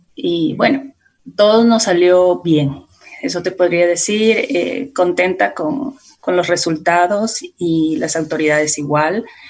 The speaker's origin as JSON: {"language": "Spanish", "town": "La Unión", "region": "Esmeraldas", "country": "Ecuador", "tie": "born or raised there", "said": "yo vengo de Esmeraldas, exactamente de un pueblito que se llama La Unión, antes, ah, de, antes de Quinindé"}